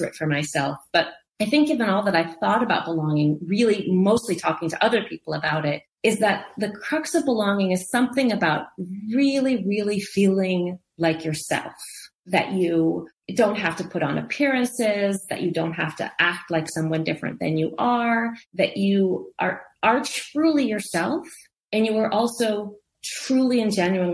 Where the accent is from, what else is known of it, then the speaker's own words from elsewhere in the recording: Lincoln, Nebraska, United States; moved away as an adult; also born or lived in Oak Park, Illinois; I was born in Oak Park, a due west suburb of Chicago. My parents met in Chicago. My dad was a lifelong Chicagoan. So I was born in Oak Park and lived there until I was 10. And then my family moved to Lincoln, Nebraska